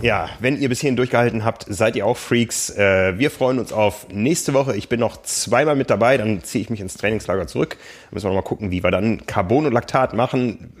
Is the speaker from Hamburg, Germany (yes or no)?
yes; Hamburg, Germany; als Hamburger